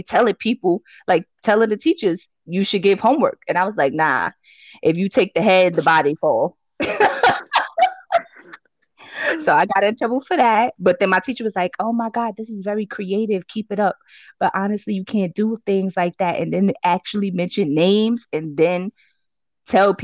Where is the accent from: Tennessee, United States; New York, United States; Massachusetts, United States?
New York, United States; New York City; also born or lived in Brooklyn; at 7, I moved to Harlem. So I really want to consider myself a Harlem girl at heart.